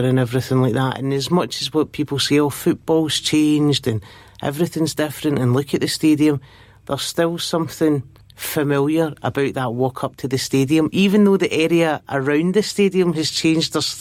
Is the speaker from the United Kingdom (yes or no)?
yes; Glasgow, Scotland, United Kingdom; But I grew up in East End. I grew up in Garra Hill, and I could actually see the stadium from my mum and dad's bedroom